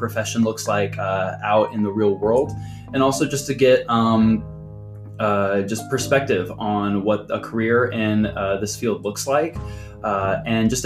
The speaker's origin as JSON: {"language": "English", "region": "Central Illinois", "country": "United States", "moved": "yes", "said": "I am originally from Central Illinois."}